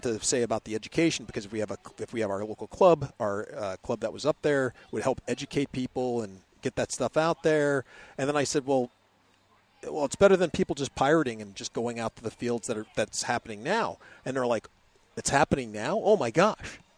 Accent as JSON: {"language": "English", "town": "Anchorage", "region": "Alaska", "country": "United States", "moved": "yes", "lives_now": "Texas, United States", "said": "I'm originally from Anchorage, Alaska"}